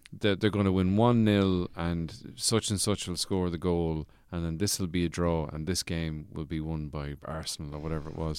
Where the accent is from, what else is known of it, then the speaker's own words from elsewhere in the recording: Birr, County Offaly, Leinster, Ireland; my hometown in Borough, County Offaly